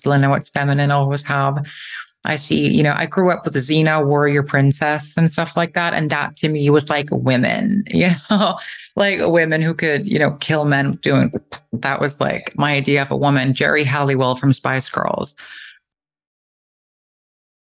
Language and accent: English; Eysturoy, Faroe Islands; I grew up in the Faroe Islands